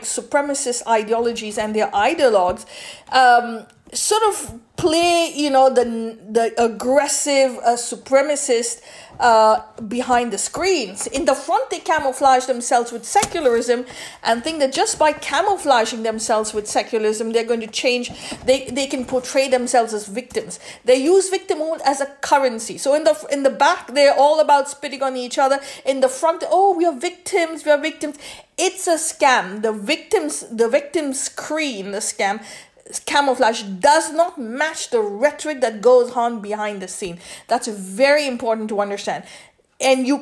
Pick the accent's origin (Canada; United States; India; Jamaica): India; growing up in India